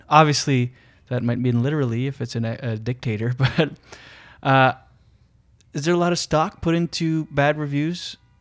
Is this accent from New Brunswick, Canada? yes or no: yes; Moncton, New Brunswick, Canada; I'm from Moncton, New Brunswick.